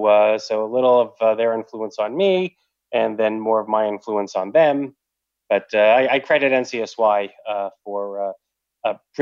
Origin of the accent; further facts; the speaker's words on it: Long Island, New York, United States; Because my mother was from New England. I'm from Long Island.